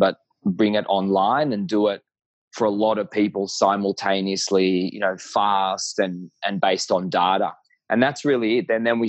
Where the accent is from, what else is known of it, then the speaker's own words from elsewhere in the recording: Israel; also born or lived in Tel Aviv, Israel / Melbourne, Australia; I was born in Tel Aviv, and when I was 4.5, we moved to Melbourne, Australia, and lived here for 7.5 years. So I had a portion of my childhood here, and then we went back to Israel, and I did high school in the military.